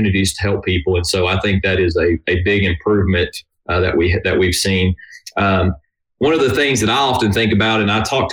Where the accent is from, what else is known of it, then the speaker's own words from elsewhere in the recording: Kentucky, United States; moved away as an adult; now in Nashville, United States; I am originally from Kentucky, was born and raised there